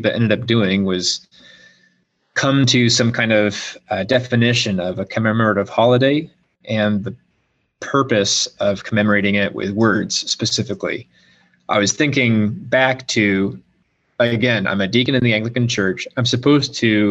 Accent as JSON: {"language": "English", "country": "United States", "said": "I'm an American citizen"}